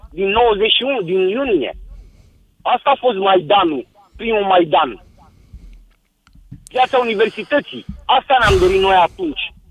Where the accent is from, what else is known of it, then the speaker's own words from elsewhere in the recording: Romania; noi ca români mergeam și munceam în Iugoslavia.